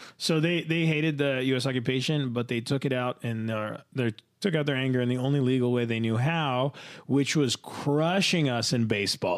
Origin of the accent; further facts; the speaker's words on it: New Jersey, United States; I grew up in this place in New Jersey